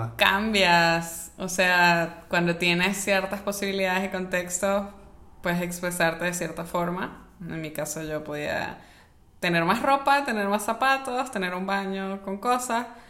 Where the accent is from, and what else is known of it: Mérida, Venezuela; born or raised there; moved away